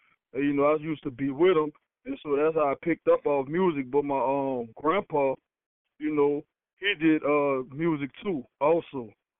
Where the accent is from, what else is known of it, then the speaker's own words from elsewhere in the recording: New Orleans, Louisiana, United States; I'm from New Orleans, Louisiana.